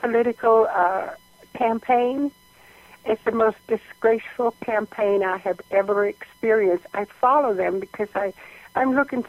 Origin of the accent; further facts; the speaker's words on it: Georgia, United States; now in California, United States; because I grew up in Georgia, had speech therapy in Pennsylvania, and then moved to California, I have a speech problem